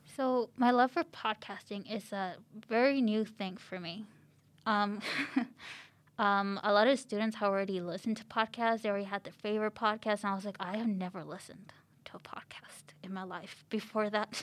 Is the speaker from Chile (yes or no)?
yes; Chile; now in Canada; I was born in Chile